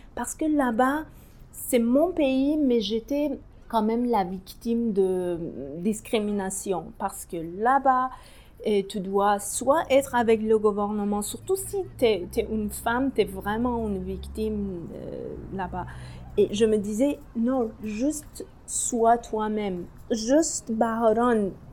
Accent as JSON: {"language": "French", "town": "Tehran", "region": "Tehran Province", "country": "Iran", "tie": "born or raised there", "second_language": "French", "moved": "as an adult", "lives_now": "Anjou, Canada", "said": "Je suis née à Téhéran euh, pendant la guerre l'Iran-l'Irak"}